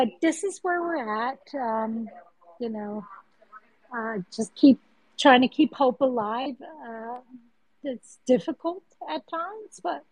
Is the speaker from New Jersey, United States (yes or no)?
yes; New Jersey, United States; I was born and raised in New Jersey